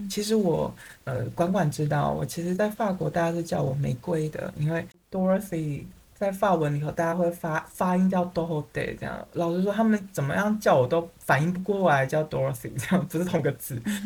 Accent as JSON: {"language": "Chinese", "country": "Taiwan", "said": "我们台湾人"}